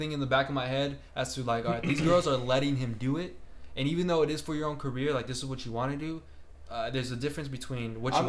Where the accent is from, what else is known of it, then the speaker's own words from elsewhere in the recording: New Jersey, United States; Like, I grew up in New Jersey. I was a piece of shit, basically.